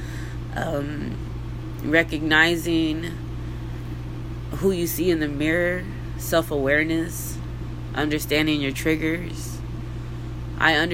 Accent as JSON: {"language": "English", "region": "Texas", "country": "United States", "tie": "born or raised there", "said": "I'm from Texas. I don't know if you can hear from my voice, but yeah, I've been here my whole fucking life in the same fucking town."}